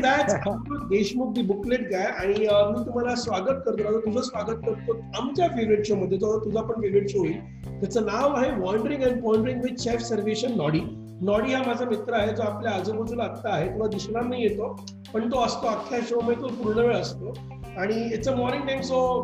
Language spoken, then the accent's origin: Marathi; Pune, Maharashtra, India; मी तसा मोहचा पुण्याचा आहे